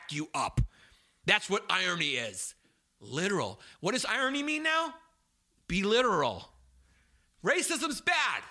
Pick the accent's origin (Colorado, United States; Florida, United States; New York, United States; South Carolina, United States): New York, United States; New York City; I'm from Brooklyn, New York